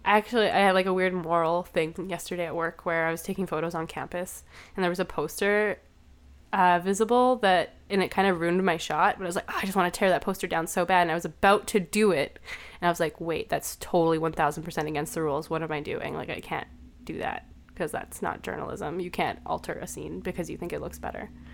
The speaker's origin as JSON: {"language": "English", "country": "Canada", "said": "I'm a photographer from Canada, a queer photographer from Canada"}